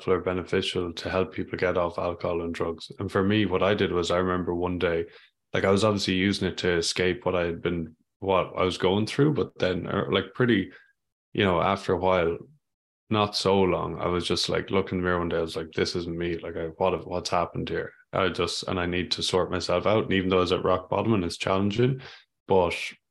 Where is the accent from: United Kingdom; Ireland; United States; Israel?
Ireland; I grew up in Ireland